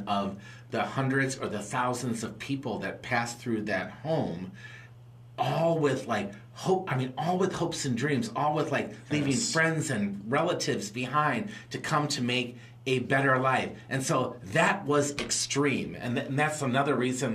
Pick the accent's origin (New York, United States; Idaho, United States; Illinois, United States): Illinois, United States; Chicago; now in St. Louis, United States; I was born in Chicago